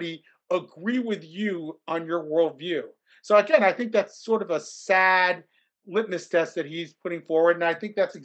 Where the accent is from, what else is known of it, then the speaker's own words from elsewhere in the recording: Columbus, Ohio, United States; I grew up in Columbus, Ohio